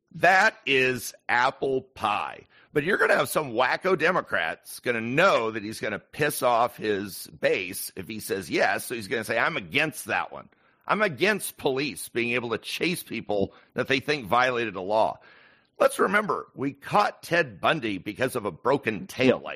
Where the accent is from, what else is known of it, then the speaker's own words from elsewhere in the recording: Yakima, Washington, United States; I was born and raised in Washington, a small town called Yakima, which is kind of in the center of the state